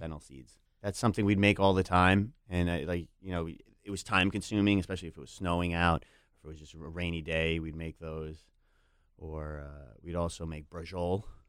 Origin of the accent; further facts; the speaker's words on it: New York, United States; as a New Yorker